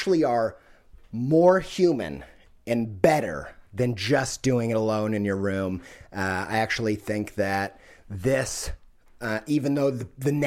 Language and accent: English; Midwest, United States; I'm from the Midwest.